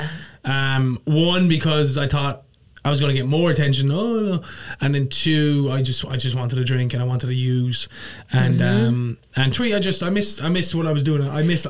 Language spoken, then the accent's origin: English; Ireland; now in New York, United States; Irish and I live in New York.